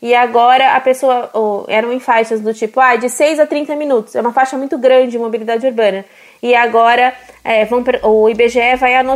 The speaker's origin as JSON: {"language": "Portuguese", "town": "Mossoró", "region": "Rio Grande do Norte", "country": "Brazil", "said": "Eu sou de Mossoró, no Rio Grande do Norte, e alguns dias eu vou de carro para o meu trabalho"}